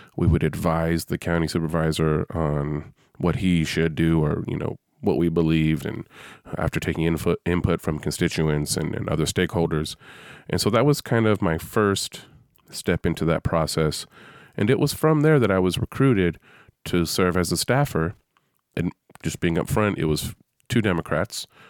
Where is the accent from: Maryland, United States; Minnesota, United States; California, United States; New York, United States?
California, United States; San Francisco Bay Area; I'm from the San Francisco Bay Area